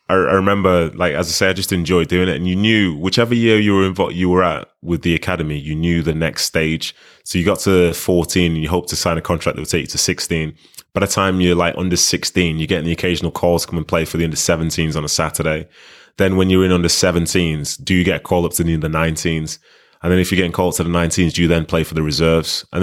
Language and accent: English; Nigeria; now in Manchester, United Kingdom; coming from Nigeria, like those first few years, we were living in Manchester, but it was a very Nigerian household. There's no real British influence within it.